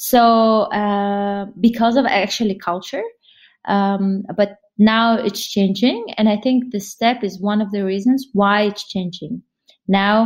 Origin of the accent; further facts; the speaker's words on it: Kazakhstan; I was born in Kazakhstan